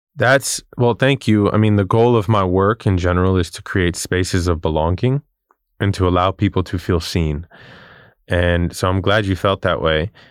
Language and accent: English; New York City, New York, United States; I grew up in Queens, New York